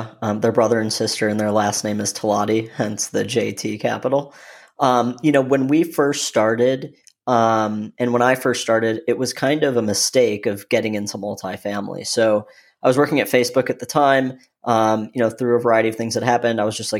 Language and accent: English; Michigan, United States; now in Austin, United States; Originally, I'm from Michigan, born and raised there, you know, now living in beautiful Austin, Texas.